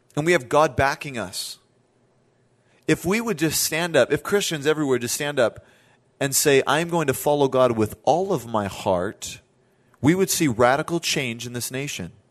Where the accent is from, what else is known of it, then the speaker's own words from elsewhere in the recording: Southern California, United States; I told her I was from Southern California